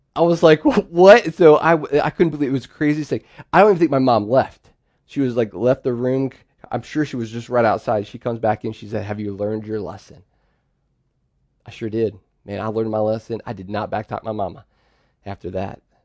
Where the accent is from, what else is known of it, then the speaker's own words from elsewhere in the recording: Pennsylvania, United States; I'm the oldest of four, and we grew up in Pennsylvania, and we lived on a farm.